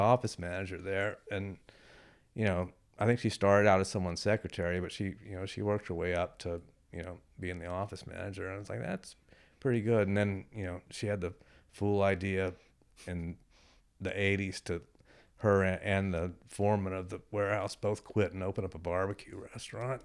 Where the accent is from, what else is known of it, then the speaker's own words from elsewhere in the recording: Rosenberg, Texas, United States; moved away as an adult; also born or lived in Houston, Texas / Boston, Massachusetts / Western Massachusetts; I was born in Rosenberg